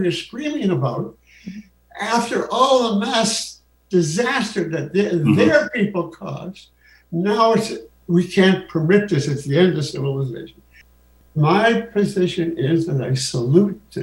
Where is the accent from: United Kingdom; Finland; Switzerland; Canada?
Canada; I'm Canadian